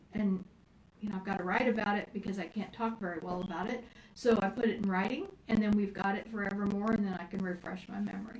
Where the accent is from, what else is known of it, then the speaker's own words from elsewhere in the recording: Indiana, United States; moved away as an adult; also born or lived in Florida; when I moved back from Florida to Indiana, my hometown